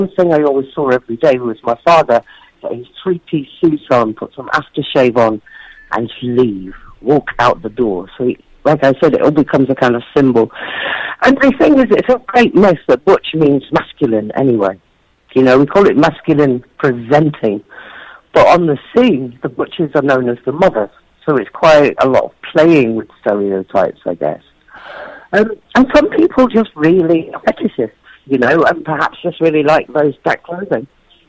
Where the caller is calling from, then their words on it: Bristol, South West England, United Kingdom; I'm talking from Bristol. I did an event last night. I did a book launch in Bristol, the big city in the UK.